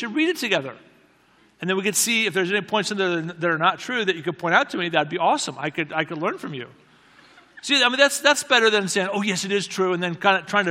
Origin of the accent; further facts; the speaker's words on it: United States; another American friend.